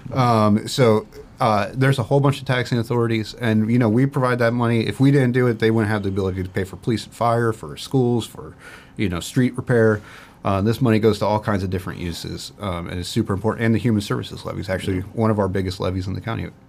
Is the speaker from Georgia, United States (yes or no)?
no; Port Clinton, Ohio, United States; my start in government actually started in my hometown in Port Clinton, uh, where I was born and raised.